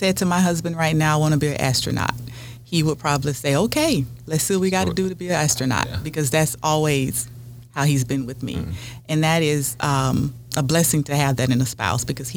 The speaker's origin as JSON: {"language": "English", "town": "Montgomery", "region": "Alabama", "country": "United States", "tie": "born or raised there", "also_born_or_lived": "Florida / Washington, D.C.", "moved": "as an adult", "lives_now": "West Virginia, United States", "said": "I'm originally from Florida. Was raised in Montgomery, Alabama"}